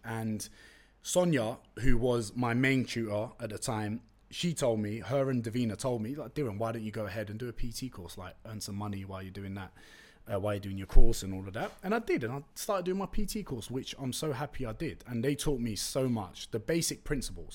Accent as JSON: {"language": "English", "region": "London", "country": "United Kingdom", "tie": "born or raised there", "first_language": "Turkish", "second_language": "English", "said": "I was born in Tottenham, went to school in East London"}